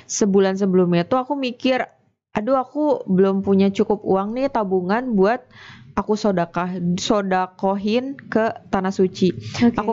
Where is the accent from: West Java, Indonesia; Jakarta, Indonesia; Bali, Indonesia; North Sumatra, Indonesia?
West Java, Indonesia; Bandung; born there; Terus gue lahir di Bandung dan pas tahun kemarin lebaran 2019 itu gue di rumah itu bikin pempek nyobain.